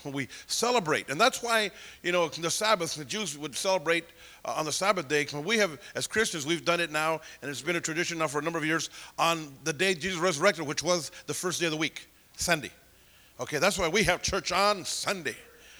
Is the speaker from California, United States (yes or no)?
yes; Santa Paula, California, United States; born or raised there; moved away